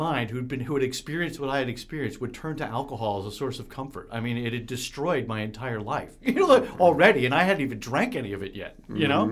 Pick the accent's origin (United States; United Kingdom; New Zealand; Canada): United States; New York; I grew up in New York State